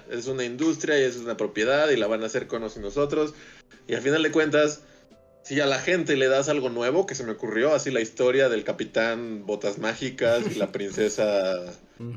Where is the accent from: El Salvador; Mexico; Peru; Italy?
Mexico; Zacazonapan, State of Mexico; nací yo, nací, soy de Sacazonapan, sí, donde, crecí.